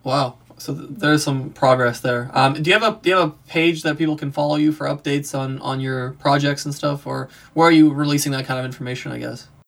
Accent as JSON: {"language": "English", "country": "Serbia", "moved": "yes", "said": "I'm from Serbia"}